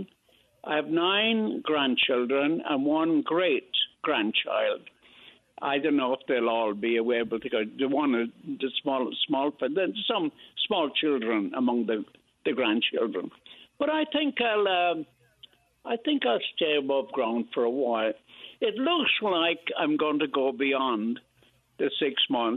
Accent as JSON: {"language": "English", "country": "Ireland", "tie": "born or raised there", "also_born_or_lived": "Brooklyn, New York, United States", "moved": "yes", "lives_now": "New York, United States", "said": "I was born in Brooklyn in Greenpoint Hospital in 1931, and I was taken to Ireland when I was three, and that's where I grew up"}